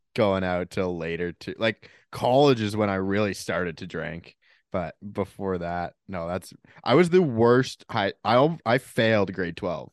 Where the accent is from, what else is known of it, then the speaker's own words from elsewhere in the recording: Toronto, Ontario, Canada; Canadian kid going to American school